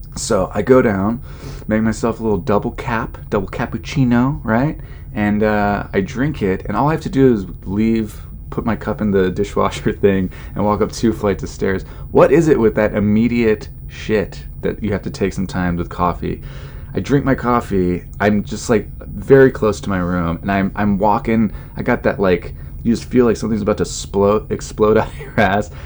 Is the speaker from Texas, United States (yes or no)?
no; California, United States; I grew up in California